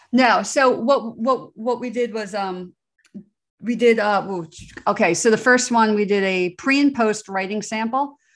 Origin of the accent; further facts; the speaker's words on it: New Jersey, United States; I grew up in New Jersey, outside of the shadow of Giant Stadium, New York City